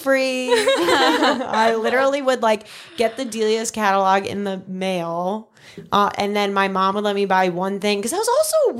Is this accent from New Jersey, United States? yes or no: no; Long Island, New York, United States; growing up on Long Island